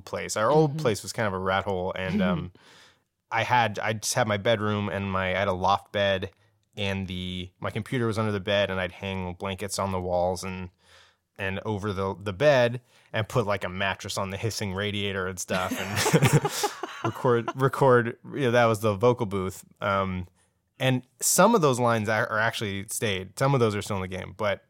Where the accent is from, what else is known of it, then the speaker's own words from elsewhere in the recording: San Jose, California, United States; now in New York, United States; We're all from San Jose.